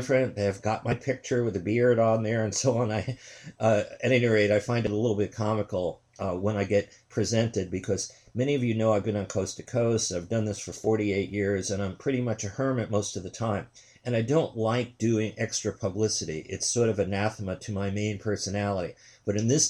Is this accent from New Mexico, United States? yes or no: no; New York City, New York, United States; also born or lived in Queens; I'm from New York City